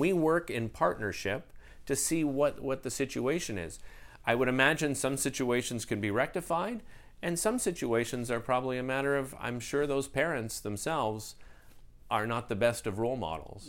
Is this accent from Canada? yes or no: yes; Ottawa, Ontario, Canada; moved away as an adult; now in Montreal, Canada; growing up in Ottawa, we were here all the time